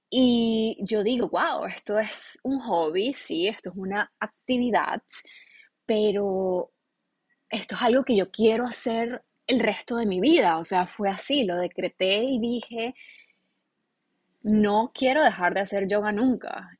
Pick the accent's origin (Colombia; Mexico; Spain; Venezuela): Venezuela; moved away as an adult; now in United States; En realidad yo no quería estar en mi país